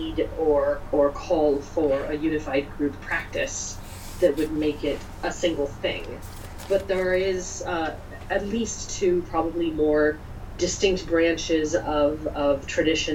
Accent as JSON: {"language": "English", "region": "California Bay Area", "country": "United States", "said": "I'm from California Bay Area where heathenry is pretty liberal."}